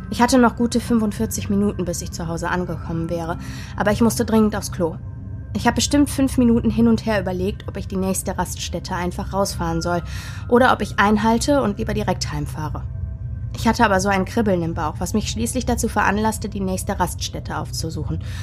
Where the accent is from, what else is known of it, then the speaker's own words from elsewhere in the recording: Baden-Württemberg, Germany; Man muss dazu sagen, wir kommen aus Baden und meine Oma redet noch mit einem starken Dialekt.